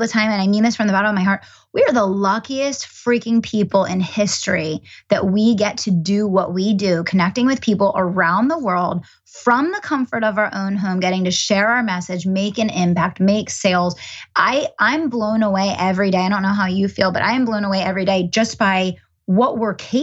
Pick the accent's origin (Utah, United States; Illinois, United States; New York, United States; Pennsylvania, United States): Pennsylvania, United States; Chester County; I grew up in Chester County, Pennsylvania.